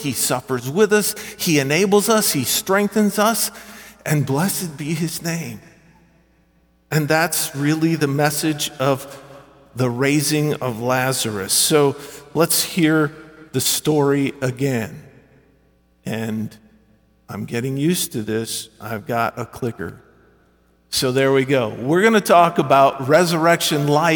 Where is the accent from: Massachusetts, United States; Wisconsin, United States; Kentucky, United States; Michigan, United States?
Michigan, United States; accent: Yankee; moved away as an adult; also born or lived in Chattanooga, Tennessee; I was born and raised in Michigan, did my Bible college and seminary training in Chattanooga